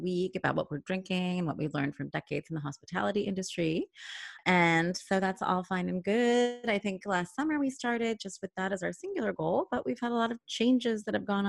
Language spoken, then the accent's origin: English; Boston, Massachusetts, United States; moved away as an adult; now in Woonsocket, United States; I just moved here, but I consider myself a Boston gal